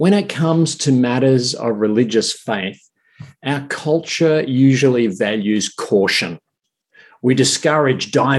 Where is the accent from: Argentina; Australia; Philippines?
Australia